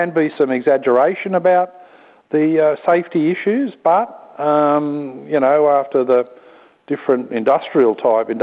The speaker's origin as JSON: {"language": "English", "town": "Green Valley", "region": "New South Wales", "country": "Australia", "tie": "born or raised there", "said": "I grew up in Green Valley where they were building fibro homes"}